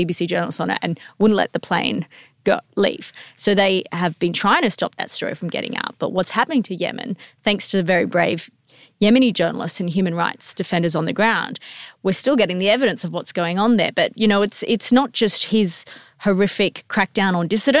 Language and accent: English; Perth, Western Australia, Australia; also born or lived in Fremantle; I'm from West Australia, so yeah. I grew up, my dad was in Fremantle, my mum lived up closer to Perth.